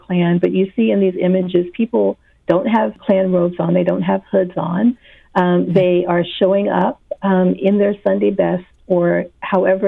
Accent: the South, United States; I grew up in the South. I'm currently living in the South

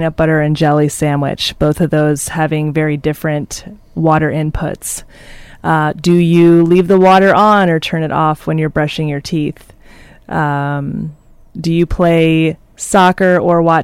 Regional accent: Philadelphia, Pennsylvania, United States; moved away; I grew up in Philadelphia, and in the city of Philadelphia

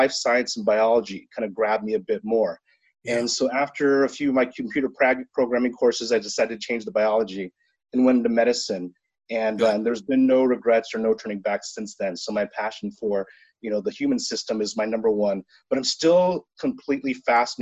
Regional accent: Seal Beach, California, United States; also born or lived in Boston; I'm an Orange County boy, kind of born and bred. So I grew up in Seal Beach.

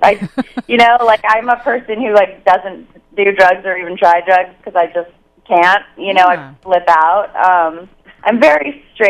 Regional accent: Northern California, United States; now in Los Angeles, United States; I'm such a California girl. I grew up in NorCal.

